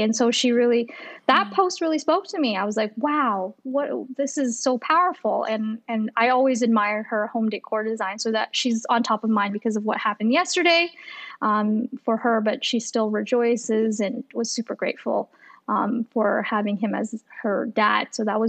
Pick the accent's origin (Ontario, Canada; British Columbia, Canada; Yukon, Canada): Ontario, Canada; Toronto; also born or lived in Ottawa; through my teenage years, it was pretty stable in Toronto. So I always thought Toronto was my hometown, but technically I was born in Ottawa.